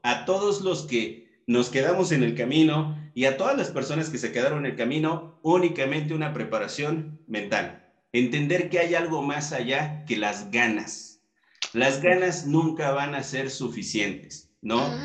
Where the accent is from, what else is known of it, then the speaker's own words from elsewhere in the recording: Mexico; con toda nuestra comitiva mexicana, pues sabemos cómo, somos los mexicanos